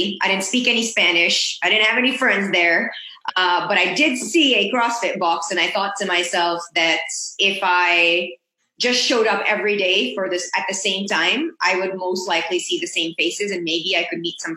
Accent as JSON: {"language": "English", "country": "Pakistan", "tie": "born or raised there", "also_born_or_lived": "Mexico", "moved": "yes", "lives_now": "Boston, United States", "said": "I grew up in Pakistan"}